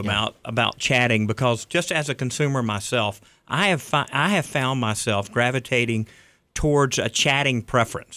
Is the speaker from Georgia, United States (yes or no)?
yes; Riverdale, Georgia, United States; I grew up in Riverdale